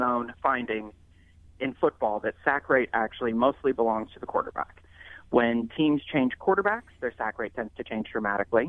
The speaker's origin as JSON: {"language": "English", "town": "Denver", "region": "Colorado", "country": "United States", "tie": "born or raised there", "also_born_or_lived": "Texas / Florida", "moved": "yes", "lives_now": "Chicago, United States", "said": "I grew up in Denver"}